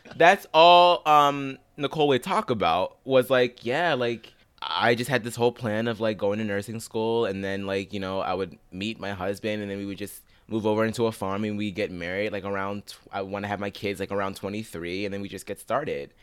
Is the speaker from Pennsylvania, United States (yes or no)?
yes; Pittsburgh, Pennsylvania, United States; I'm from Pittsburgh